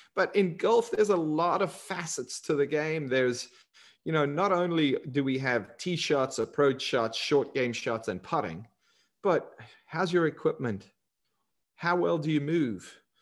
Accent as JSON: {"language": "English", "country": "South Africa", "tie": "born or raised there", "moved": "yes", "said": "growing up in South Africa"}